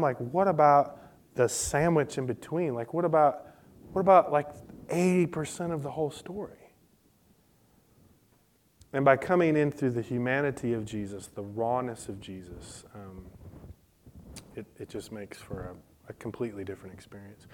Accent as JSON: {"language": "English", "town": "Detroit", "region": "Michigan", "country": "United States", "tie": "born or raised there", "moved": "yes", "lives_now": "Nashville, United States", "said": "I grew up in Detroit"}